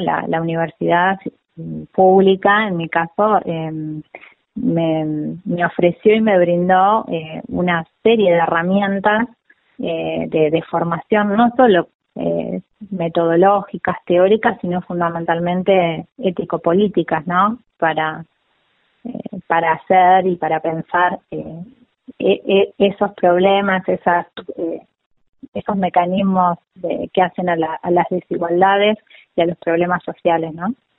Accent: América, Buenos Aires Province, Argentina; now in La Plata, Argentina; Yo soy de América, Rivadavia. Es una localidad de la provincia de Buenos Aires que limita con, La Pampa

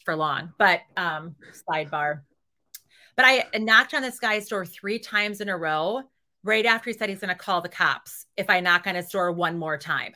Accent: Reedsville, Wisconsin, United States; moved away; My hometown is, um, twelve hundred people. It's thirty miles south of Green Bay

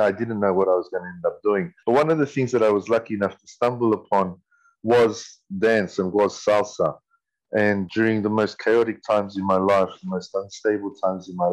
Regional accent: Sydney, New South Wales, Australia; I was born here in Sydney, Camperdown Children's Hospital. Grew up in Petersham, that's the inner west Sydney

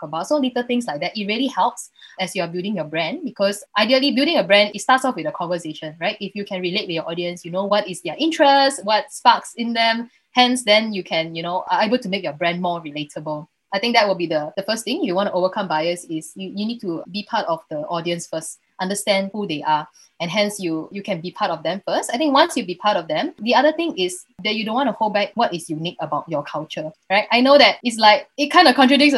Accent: Malaysia; first language English; moved away; also born or lived in Germany; I am an Asian from Malaysia

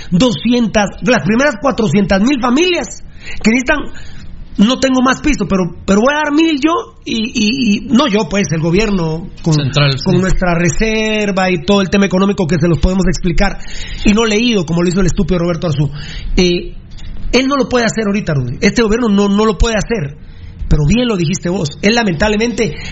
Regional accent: Guatemala City, Guatemala Department, Guatemala; yo soy de la zona 6, amigos oyentes, ahí está la Rubén Darío y la Marta Bolaños de Prado, allá en la zona 6, de donde yo soy.

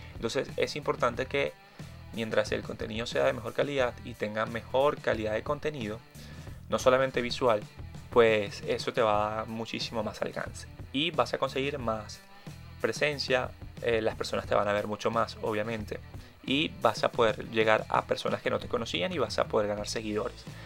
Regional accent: Caracas, Capital District, Venezuela; soy caraqueño, venezolano y artista.

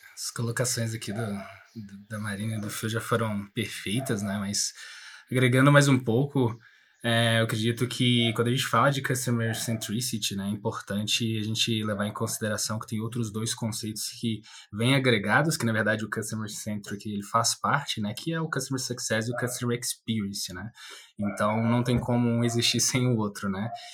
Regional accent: Minas Gerais, Brazil; Também sou mineiro

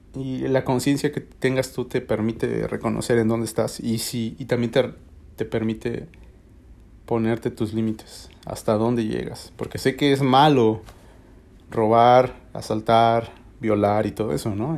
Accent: Mexico; now in United States; en mi país, en México

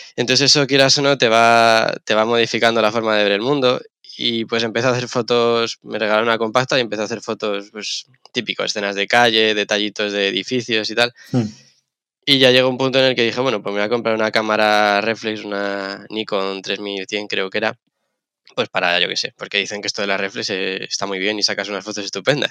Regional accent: Madrid, Community of Madrid, Spain; also born or lived in Gran Canaria; yo crecí en Madrid, soy de Madrid, he crecido, estaba en Madrid

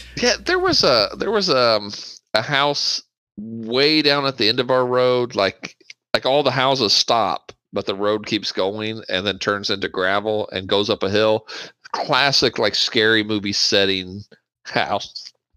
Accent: Bartholomew County, Indiana, United States; I grew up in Bartholomew County, Indiana

